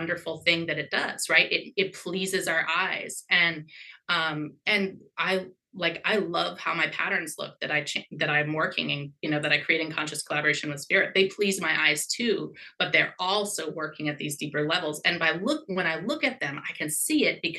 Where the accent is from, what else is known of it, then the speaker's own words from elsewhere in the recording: Southeast Alaska, United States; now in Seattle, United States; I grew up in Southeast Alaska